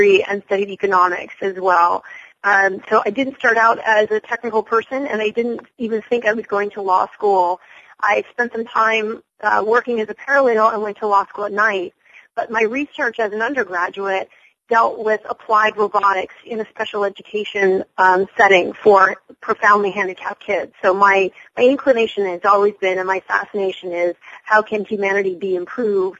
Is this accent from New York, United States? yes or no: yes; New York, United States; I'm a New Yorker